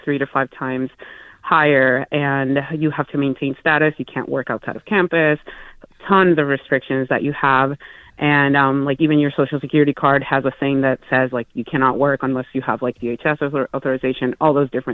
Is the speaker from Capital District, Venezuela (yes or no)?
yes; Caracas, Capital District, Venezuela; moved away as an adult; also born or lived in South Dakota; now in Iowa, United States; I'm originally from Caracas, Venezuela, and I arrived in Iowa in the year 2012.